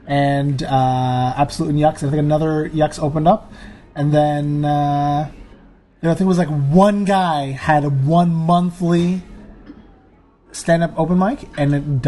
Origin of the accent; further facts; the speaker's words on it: Ottawa, Ontario, Canada; moved away as an adult; also born or lived in Saudi Arabia / Eritrea (ancestry); now in Toronto, Canada; Since I moved to Toronto. I'm originally from Ottawa